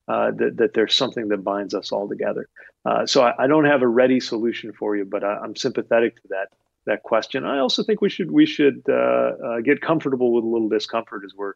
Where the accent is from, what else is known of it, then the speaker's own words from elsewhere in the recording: United States; as an American